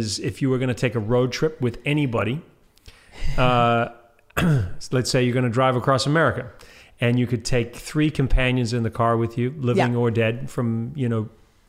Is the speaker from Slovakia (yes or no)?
no; New Zealand; I'm from New Zealand. I don't know how I feel about you beating the New Zealanders, but at least you beat the Australians.